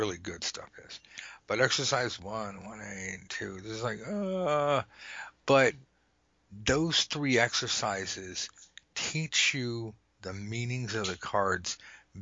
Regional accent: Los Angeles, California, United States; I'm from Los Angeles, and we have nothing but freeways

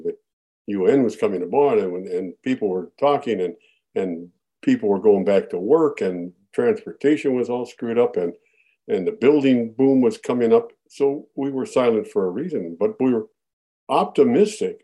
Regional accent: Minneapolis, Minnesota, United States; Born and raised in Minneapolis

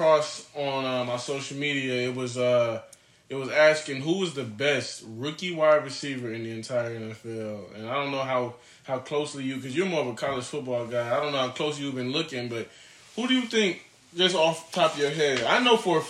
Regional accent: Michigan, United States; we're from Michigan

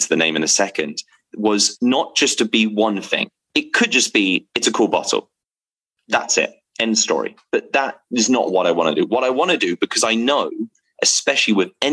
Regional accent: England, United Kingdom; I'm from England

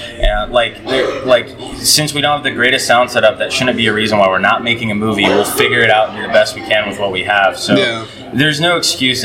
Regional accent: Keokuk, Iowa, United States; now in Coralville, United States; I'm a filmmaker from Coralville, grew up in Keokuk

